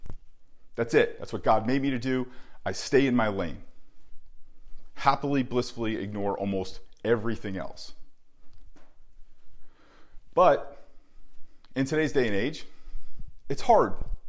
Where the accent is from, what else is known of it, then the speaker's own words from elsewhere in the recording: New Jersey, United States; I grew up in New Jersey